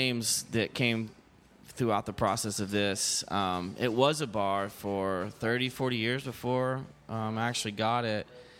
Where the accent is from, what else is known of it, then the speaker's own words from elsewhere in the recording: Dallas-Fort Worth, Texas, United States; also born or lived in Austin; I was born in Austin, but... moved around my whole life and went to high school in the DFW area, Dallas-Fort Worth.